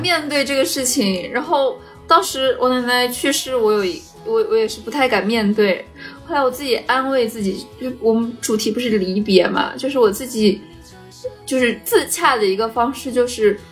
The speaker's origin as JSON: {"language": "Chinese", "region": "Shanxi", "country": "China", "said": "我们山西这边叫响工"}